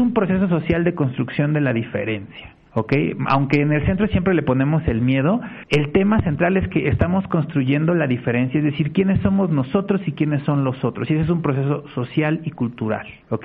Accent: Mexico

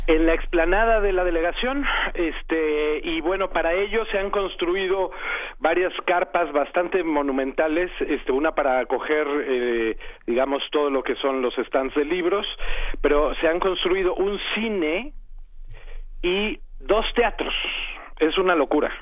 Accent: Mexico City, Mexico; Yo soy además hijo de la Benito Juárez

